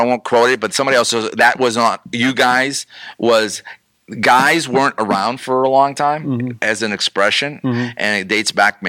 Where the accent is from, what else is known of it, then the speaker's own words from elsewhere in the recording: New England, United States; accent: New England; now in Florida, United States; I got involved with the youth group and they beat my New England accent out of me.